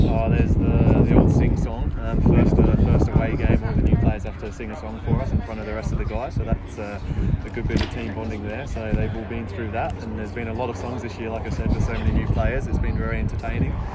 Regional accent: England, United Kingdom; now in Australia; I grew up in England as well

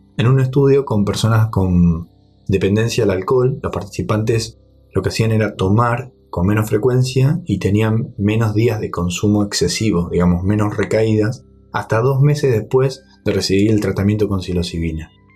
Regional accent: Argentina; en Argentina, en mi país

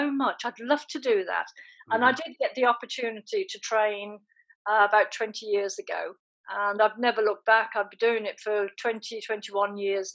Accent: Birmingham, West Midlands, United Kingdom; also born or lived in Ireland; I came to Birmingham when I was 10, and very, very briefly, I was born in Ireland

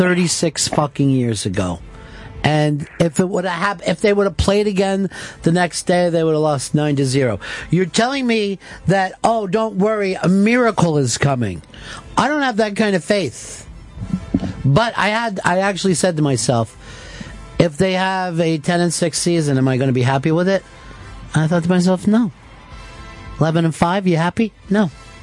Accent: California, United States; So, you know, growing up in the Golden State, that means everything to me.

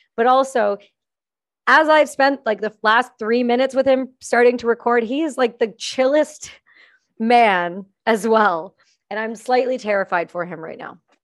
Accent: Campbellford, Ontario, Canada; I'm from Campbellford

